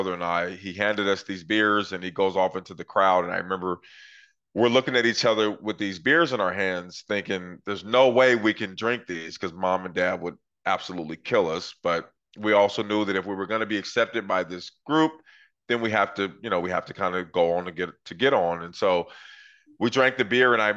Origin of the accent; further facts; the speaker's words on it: Portland, Oregon, United States; I grew up in Northeast Portland, Oregon in the 80s